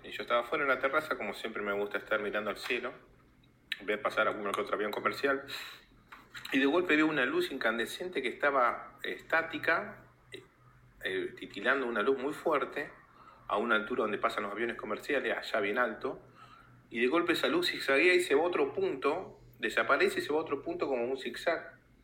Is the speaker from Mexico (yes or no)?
no; Bariloche, Río Negro, Argentina; now in Buenos Aires, Argentina; yo soy de Bariloche en realidad, hace ya años que me vine a vivir acá en Capital Federal